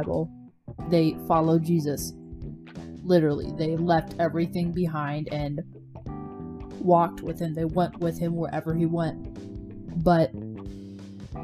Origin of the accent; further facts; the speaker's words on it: the South, United States; I'm from the South